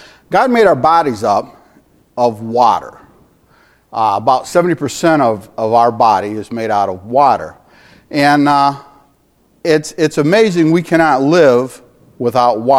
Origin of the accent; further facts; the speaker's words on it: Michigan, United States; also born or lived in California; We're from Michigan. We're from cold